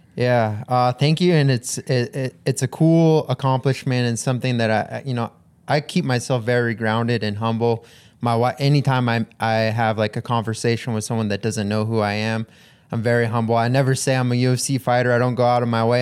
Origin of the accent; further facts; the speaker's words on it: Hawaii, United States; I grew up in Hawaii